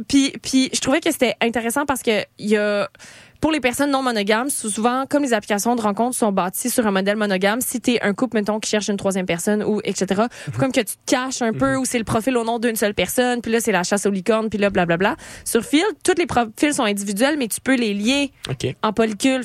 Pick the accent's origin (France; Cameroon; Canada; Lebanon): Canada; Eastern Townships, Quebec; je viens des cantons de l'Est